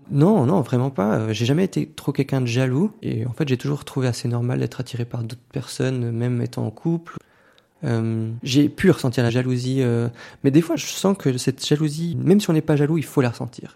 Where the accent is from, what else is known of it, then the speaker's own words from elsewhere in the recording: Valais, Switzerland; J'ai grandi dans le Chablais valaisan